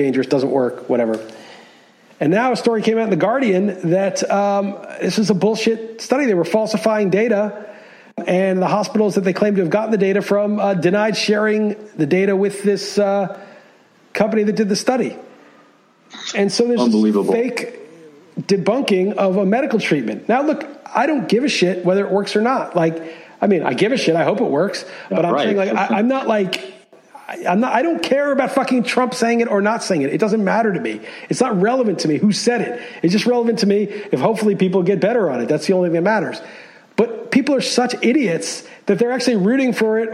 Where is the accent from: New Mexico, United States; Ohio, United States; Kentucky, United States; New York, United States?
New York, United States; New York City; moved away as an adult; also born or lived in California; I grew up in New York. You know, I was a New York City resident.